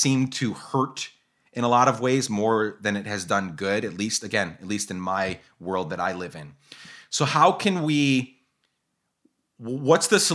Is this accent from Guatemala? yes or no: yes; Guatemala; moved away; I grew up in Guatemala